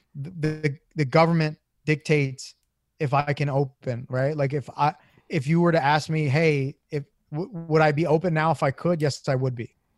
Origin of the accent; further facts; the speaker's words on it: Philadelphia, Pennsylvania, United States; I'm born and raised in South Philly